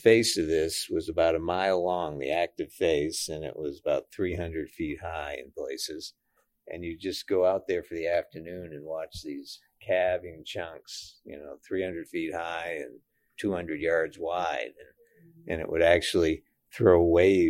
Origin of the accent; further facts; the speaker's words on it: Maine, United States; moved away as an adult; now in Cordova, United States; I grew up in Maine.